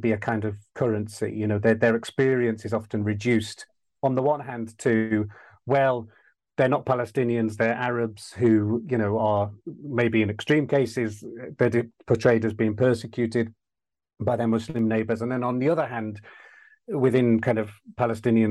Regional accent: West Midlands of England, United Kingdom; I grew up in the West Midlands of England

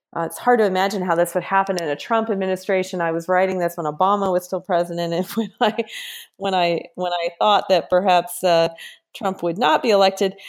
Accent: Kansas, United States; I'm from Kansas

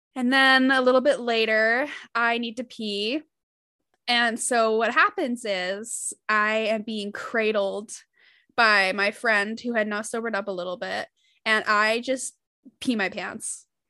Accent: Utah, United States; I grew up in Utah

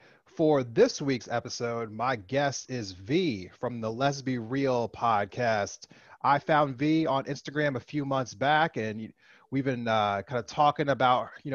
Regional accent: Philadelphia, Pennsylvania, United States; I grew up, you know, around the Philadelphia area

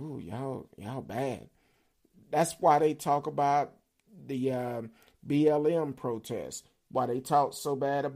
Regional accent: Dallas, Texas, United States; I grew up in Oak Cliff, Pleasant Grove, East Dallas, and hung out in South Dallas.

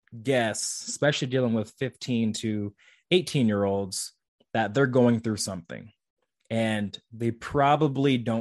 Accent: St. Joseph, Missouri, United States; also born or lived in Kansas City, Missouri; It was my hometown university

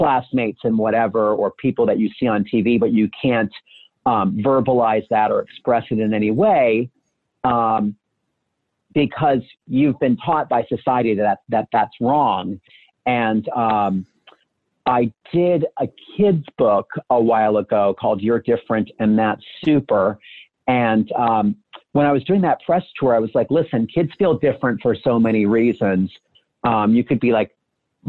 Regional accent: Allentown, Pennsylvania, United States; moved away; also born or lived in New York City; growing up in Allentown, Pennsylvania, as a 13-year-old or 14-year-old

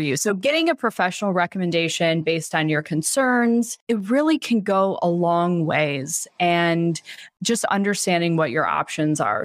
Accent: Michigan, United States; I grew up in Michigan where, you know, we did not get a lot of sunny days

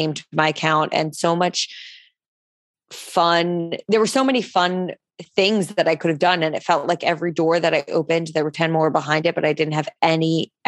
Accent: New Jersey, United States; now in New York City, United States; I grew up in New Jersey. So I say I'm from Jersey

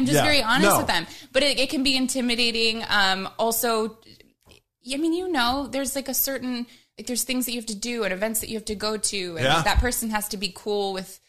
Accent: Midwest, United States; I'm from the Midwest.

